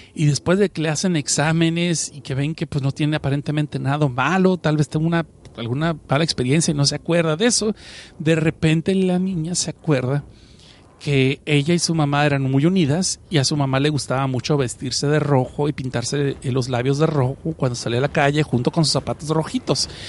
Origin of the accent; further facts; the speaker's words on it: Mexicali, Baja California, Mexico; now in Los Angeles, United States; Yo no soy chilango, yo estoy en Los Ángeles y mm, crecí en la frontera en Mexicali